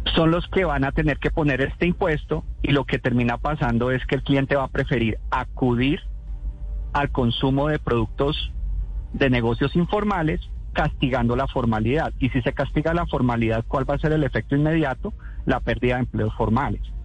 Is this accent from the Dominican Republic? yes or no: no; Colombia; como colombianos